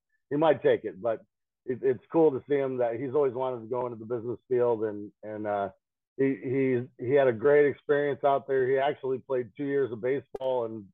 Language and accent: English; Morris, Illinois, United States; born or raised there